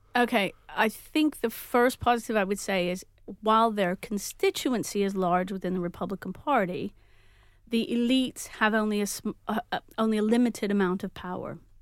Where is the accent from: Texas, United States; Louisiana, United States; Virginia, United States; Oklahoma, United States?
Texas, United States; now in Manchester, United Kingdom; I, I am from Texas